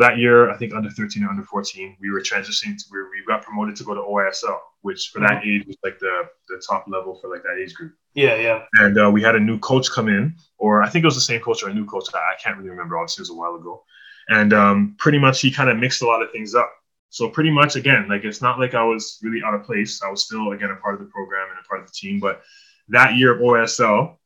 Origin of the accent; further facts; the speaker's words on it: Pickering, Ontario, Canada; I grew up in Pickering, Ontario